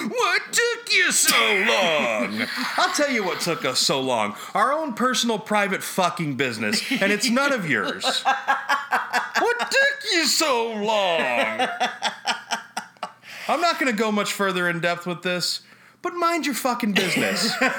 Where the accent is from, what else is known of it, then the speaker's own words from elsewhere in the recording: Staten Island, New York, United States; I'm from Staten Island. I fucking hate it.